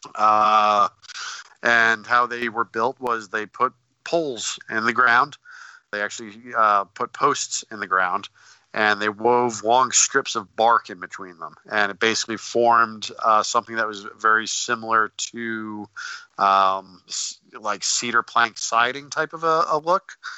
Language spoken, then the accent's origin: English; Northeast, United States; I'm from the Northeast.